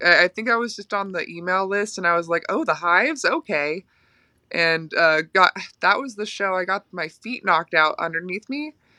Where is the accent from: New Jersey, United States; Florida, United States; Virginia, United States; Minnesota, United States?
Florida, United States; moved away as an adult; also born or lived in Winnipeg, Canada; now in New York, United States